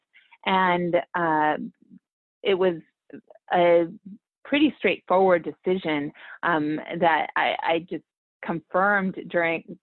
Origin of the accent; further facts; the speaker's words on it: California, United States; also born or lived in El Salvador (mother) / India (father); I decided to leave my home state of California to pursue my undergraduate work